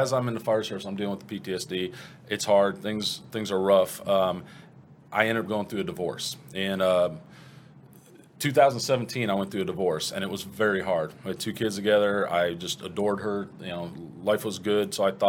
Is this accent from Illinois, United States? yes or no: no; Cleveland, Ohio, United States; born there; and I was born in Cleveland.